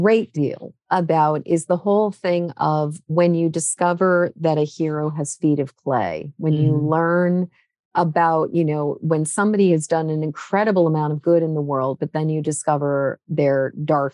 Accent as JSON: {"language": "English", "region": "New England", "country": "United States", "tie": "born or raised there", "said": "I grew up in New England"}